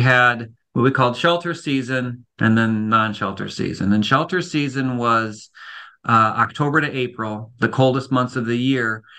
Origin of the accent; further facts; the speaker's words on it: Cleveland, Ohio, United States; moved away; I'm from Cleveland